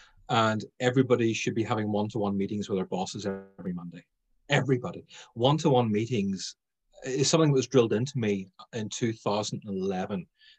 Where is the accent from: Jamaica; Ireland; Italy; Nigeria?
Ireland; Being Irish, I was going to say alcohol